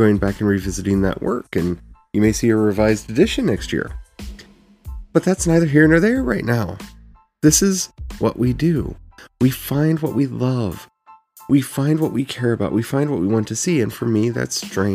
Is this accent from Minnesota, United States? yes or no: no; Frederick, Maryland, United States; the town I grew up in Frederick, Maryland